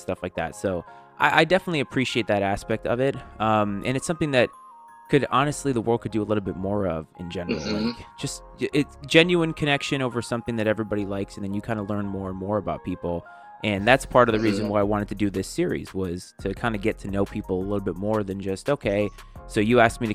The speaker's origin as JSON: {"language": "English", "area": "New England", "region": "Rhode Island", "country": "United States", "tie": "born or raised there", "moved": "yes", "lives_now": "Virginia, United States", "said": "I'm born and raised in New England and I live in Virginia now."}